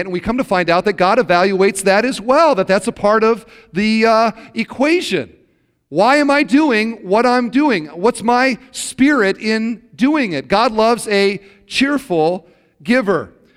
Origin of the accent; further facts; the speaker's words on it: Iowa, United States; now in Indiana, United States; I grew up in Iowa